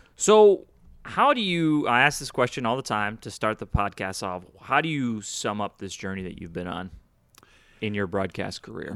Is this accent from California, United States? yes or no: no; Houston, Texas, United States; also born or lived in Chicago, United States; born in Chicago. I grew up here in Houston